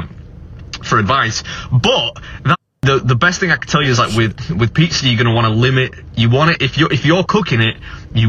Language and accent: English; England, United Kingdom; I'm English